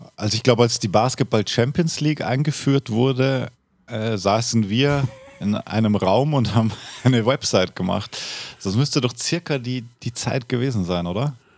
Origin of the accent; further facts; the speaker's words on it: Austria; dort wo ich aufgewachsen bin, aus den Häusern gekommen. Und in halt Österreich